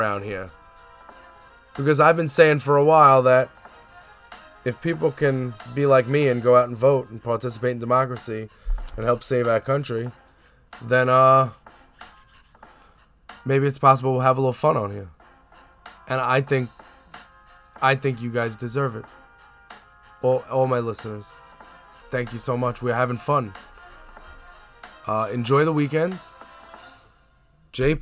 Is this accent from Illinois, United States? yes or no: no; New York City, New York, United States; I'm from Staten Island. I live on Staten Island